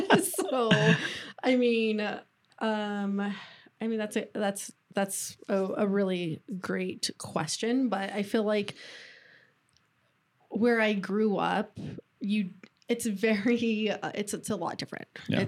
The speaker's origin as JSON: {"language": "English", "town": "Gallup", "region": "New Mexico", "country": "United States", "tie": "born or raised there", "moved": "yes", "lives_now": "Denver, United States", "said": "I really appreciate where I grew up. But when I like growing up in Gallup, I always yearned for like a bigger city"}